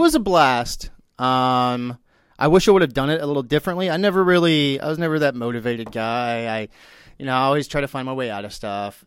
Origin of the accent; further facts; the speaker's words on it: Texas, United States; now in Florida, United States; I'm from Texas